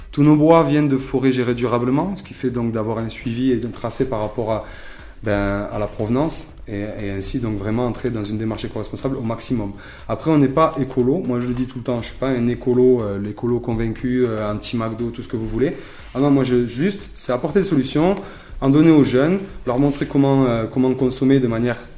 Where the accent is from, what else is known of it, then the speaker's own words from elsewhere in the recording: Béziers, Occitania, France; j'ai bientôt 35 ans, donc je suis originaire de Béziers.